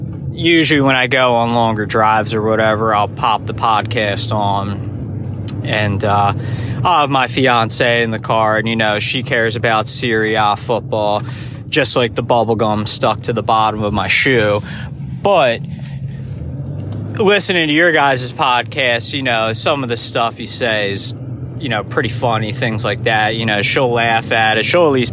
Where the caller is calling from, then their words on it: Philadelphia, Pennsylvania, United States; This is …. I'm coming in from Philadelphia, Pennsylvania, in the United States.